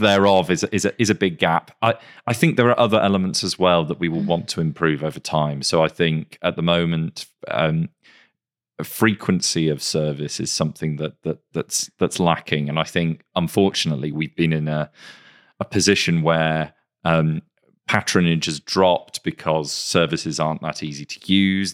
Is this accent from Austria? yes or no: no; Greater Manchester, North West England, United Kingdom; I, I grew up in Greater Manchester